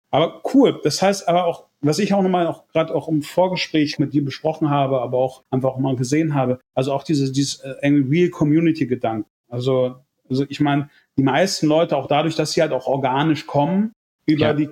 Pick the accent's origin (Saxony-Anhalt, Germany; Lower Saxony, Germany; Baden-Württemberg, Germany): Lower Saxony, Germany; Hannover; now in Mallorca, Spain; äh, eigentlich komme ich aus Hannover